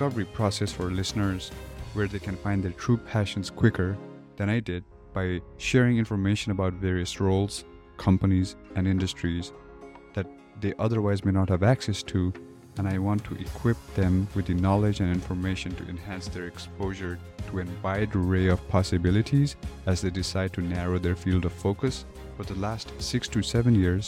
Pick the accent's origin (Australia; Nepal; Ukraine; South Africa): Nepal; Kathmandu, Bagmati; moved away as an adult; now in United States; I am originally from Kathmandu, Nepal. I moved to the US for undergraduate college